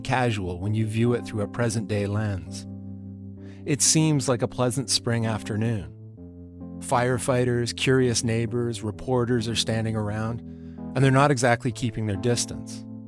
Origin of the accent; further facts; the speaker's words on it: Vancouver, British Columbia, Canada; I grew up an Anglophone in Vancouver, the other side of Canada